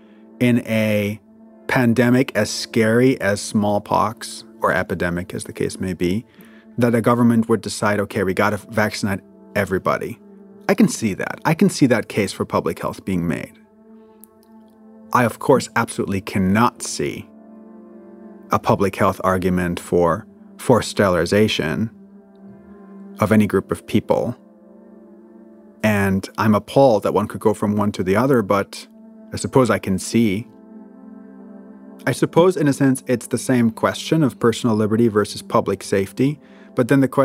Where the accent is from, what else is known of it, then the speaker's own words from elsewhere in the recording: Germany; moved away; I'm from Germany, and so my grandfather's generation was part of the movement